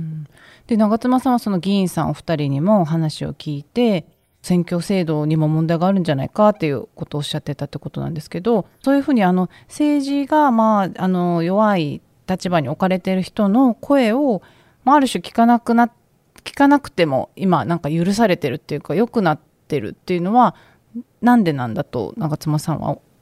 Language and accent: Japanese; Okinawa, Japan; 出身が沖縄なんでいつも自分の地元の沖縄